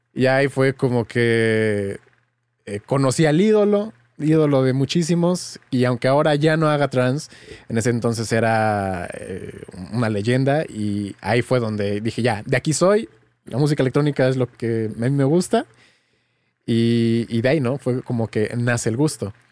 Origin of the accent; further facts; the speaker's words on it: Mexico; soy de México y crecí en un pueblo, en un pueblo pequeñito